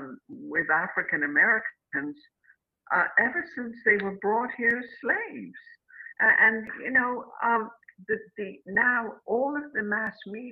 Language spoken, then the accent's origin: English; United Kingdom; now in United States; I grew up in Britain, and I came to this country.